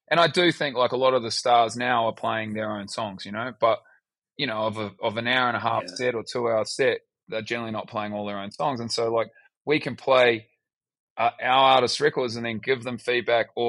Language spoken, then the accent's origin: English; Australia; also born or lived in New Zealand; Like if you met me uh, in uh, America and I, you'd say where you from, I say I'm from Australia you know. And then if as we talk deeper, then it would be, oh well, I'm actually born in New Zealand